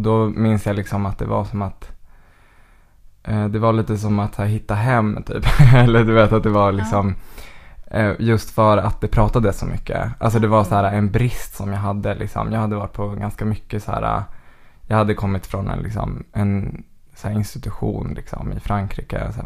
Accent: Västerås, Västmanland, Sweden; Jag är född och uppvuxen i Västerås

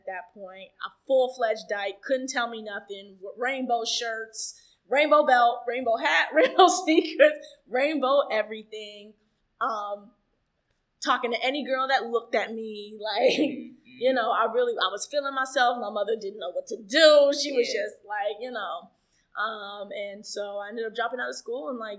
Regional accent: Atlanta, Georgia, United States; now in New York City, United States; I grew up in Atlanta

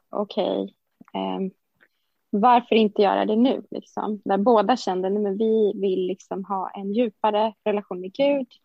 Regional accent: Stockholm, Stockholm County, Sweden; Eh, ja, men jag är också från Stockholm

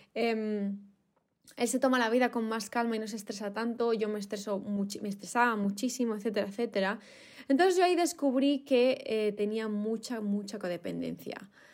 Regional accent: Spain; me faltaba algo en mi país, en España

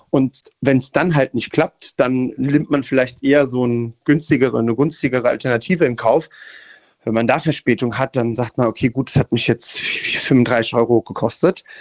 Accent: Italy; ich hab, bin Italiener

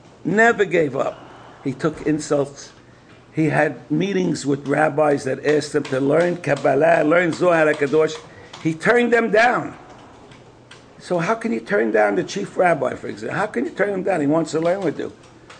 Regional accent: Brooklyn, New York, United States; Now, I'm from Brooklyn. I can't take these kind of things.

